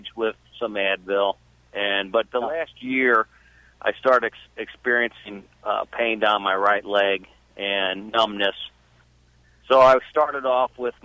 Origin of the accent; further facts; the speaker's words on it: St. Louis, Missouri, United States; I'm from St. Louis, Missouri